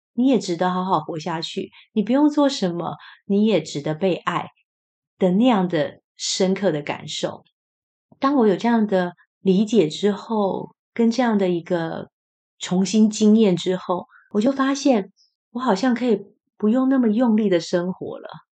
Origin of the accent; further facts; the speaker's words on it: Taiwan; 虽然我是台湾人，可是我台语就是没有被训练得很好